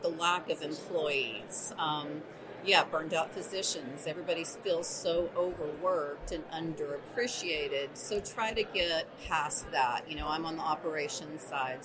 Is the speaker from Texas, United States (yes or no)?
yes; Texas, United States; also born or lived in New Mexico; now in Alamogordo, United States; I'm actually a Texan. So i okay. was in West Texas for years and years, and then finally moved to the mountains of New Mexico